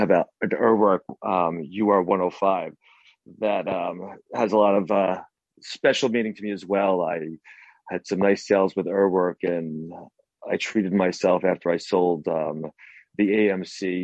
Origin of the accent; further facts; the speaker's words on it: New York, United States; I'm from New York